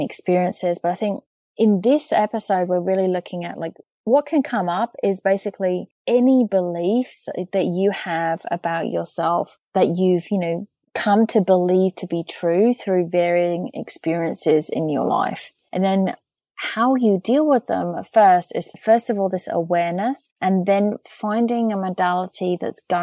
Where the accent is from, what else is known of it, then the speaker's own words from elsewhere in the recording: England, United Kingdom; I'm English